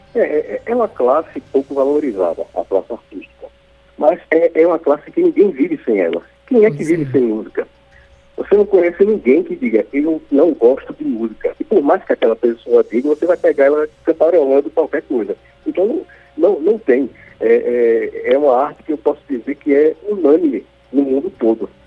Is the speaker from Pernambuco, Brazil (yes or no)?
yes; Caruaru, Pernambuco, Brazil; como bom nordestino, como bom taguaroense